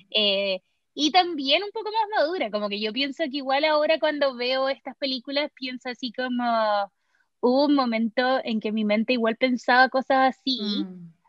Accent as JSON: {"language": "Spanish", "country": "Chile", "moved": "yes", "lives_now": "Los Angeles, United States", "said": "también soy chilena, también vivo en Los Ángeles, California"}